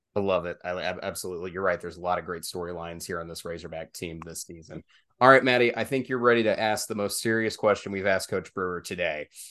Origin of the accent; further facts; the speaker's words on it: town just north of Jacksonville, Arkansas, United States; which is my hometown area as well. I'm from the town just north of there